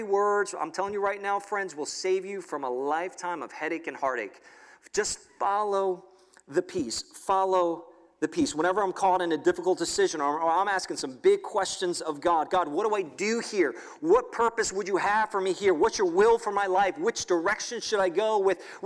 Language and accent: English; New York City, New York, United States; moved away as an adult; now in State College, United States; I grew up in New York City